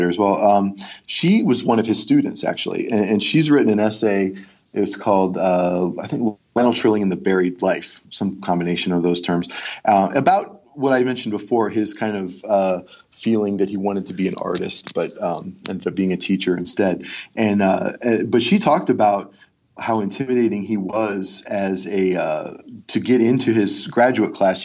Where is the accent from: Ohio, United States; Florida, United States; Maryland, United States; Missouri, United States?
Ohio, United States; Cleveland; also born or lived in Georgia; now in Pennsylvania, United States; I'm from Cleveland